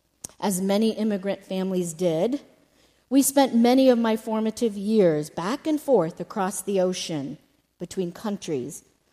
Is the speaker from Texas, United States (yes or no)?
yes; Houston, Texas, United States; born there; now in Oklahoma, United States; I was born not in Oklahoma, but close by in the great state of Texas. Thought I'd throw that in. Houston, Texas.